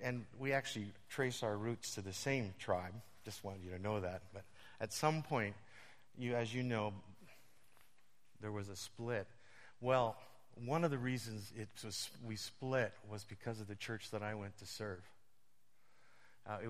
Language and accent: English; Western Canada, Canada; moved away as an adult; now in Toronto, Canada; I'm from Western Canada, but I live in Toronto